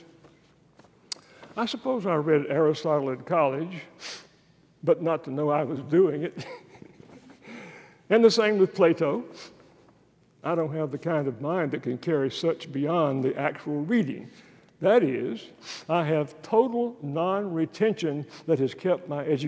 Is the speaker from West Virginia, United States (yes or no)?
no; East Texas, United States; I'm a redneck from East Texas